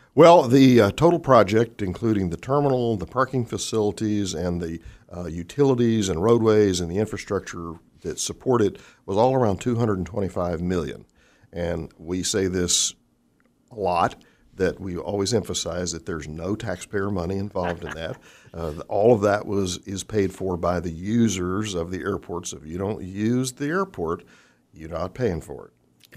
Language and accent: English; Fort Worth, Texas, United States; also born or lived in Orlando Sanford / Salt Lake City / Midland, Texas / Waukegan, Illinois; now in Wichita, United States; born and raised in Fort Worth